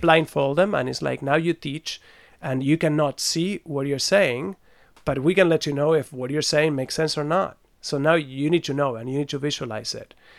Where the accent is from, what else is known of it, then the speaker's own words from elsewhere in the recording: Buenos Aires, Argentina; also born or lived in France; now in Switzerland; born in France, I grew up in Buenos Aires.